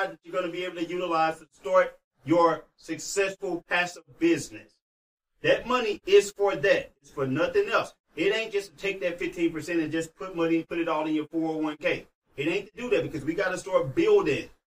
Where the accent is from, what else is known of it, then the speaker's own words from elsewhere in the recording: St. Louis, Missouri, United States; I'm from St. Louis, y'all.